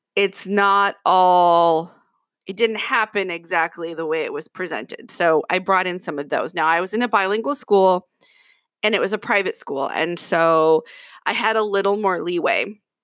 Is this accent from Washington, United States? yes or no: yes; Kirkland, Washington, United States; I'm from Kirkland, Washington